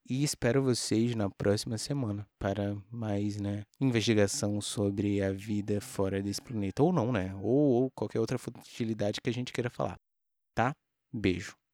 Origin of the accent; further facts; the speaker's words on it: Brazil; a gente, enquanto brasileiro